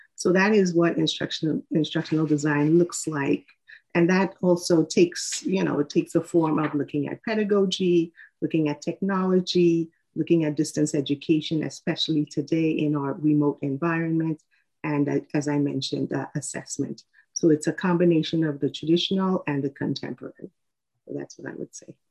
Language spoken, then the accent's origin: English; Trinidad & Tobago; moved away as an adult; now in United States; I am from Trinidad and Tobago. I was born in the Caribbean, and I moved to the U.S. in 1999.